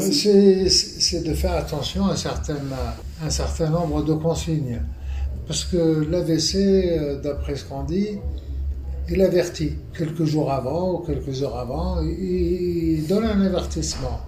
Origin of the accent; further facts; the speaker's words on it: Tunisia; moved away as an adult; also born or lived in Paris, France; now in France; je suis tunisien d'origine. Euh, je suis arrivé en France pour terminer mes études.